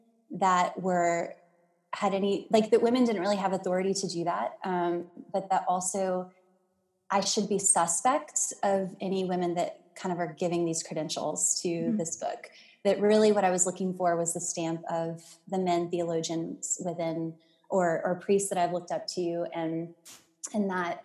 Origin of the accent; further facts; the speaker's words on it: Mississippi, United States; also born or lived in Louisiana; born in Louisiana, grew up in Mississippi